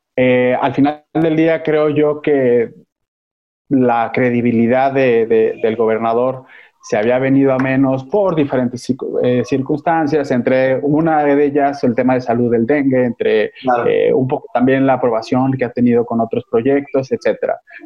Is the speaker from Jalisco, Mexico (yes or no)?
yes; Jalisco, Mexico; now in Mexico City, Mexico; yo soy jalisciense, aunque actualmente vivo en, en la Ciudad de México